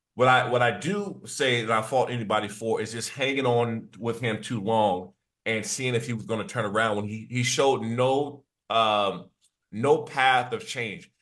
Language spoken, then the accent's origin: English; East Coast, United States; moved away as an adult; I'm from the East Coast